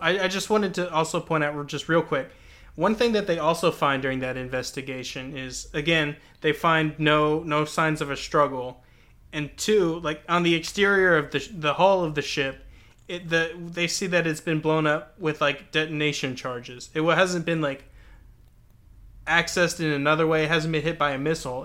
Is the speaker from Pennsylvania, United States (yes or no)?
no; Texas, United States; my own Texan-ness